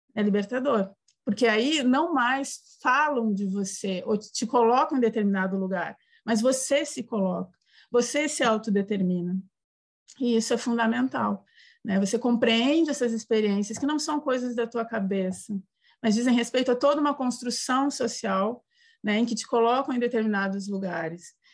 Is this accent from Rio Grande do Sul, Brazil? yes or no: yes; Porto Alegre, Rio Grande do Sul, Brazil; now in Santa Catarina, Brazil; Eu sou do Sul, né, do Rio Grande do Sul. Me criei em Porto Alegre, moro agora em Santa Catarina